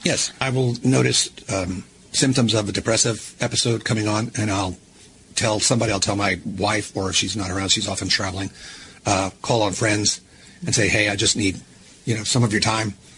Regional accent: United States; being a American boy

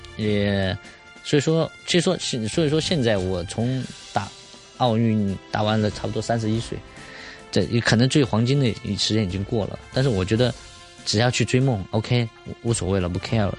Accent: China; 我们中国人民的

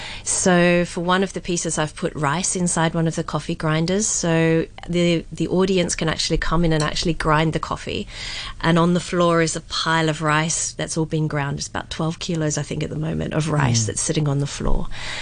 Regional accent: Australia; moved away as an adult; now in Hong Kong; And I grew up in Australia with a Dutch father

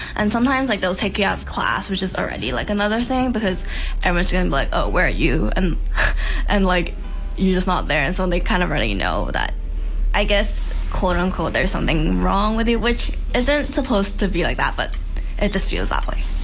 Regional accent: Hong Kong; I'm from Hong Kong and I went to an international school

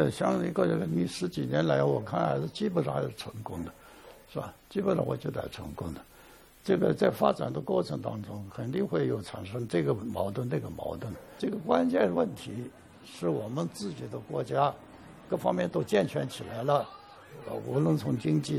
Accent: China; 对我们内地人到香港去抢购奶粉，这个双双非的问题，我是不以为然的。

